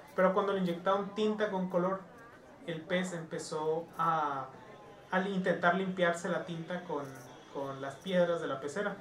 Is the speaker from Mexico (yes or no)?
yes; Mexico; nosotros como personas mexicanas